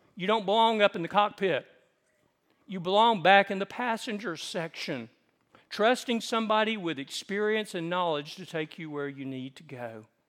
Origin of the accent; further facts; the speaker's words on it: the South, United States; I grew up in the South